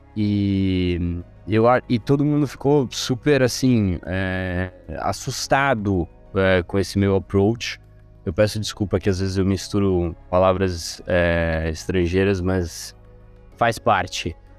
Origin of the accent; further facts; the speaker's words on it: Rome, Lazio, Italy; moved away; also born or lived in Brazil / Oxford; Eu sou italiano, nasci e cresci em Roma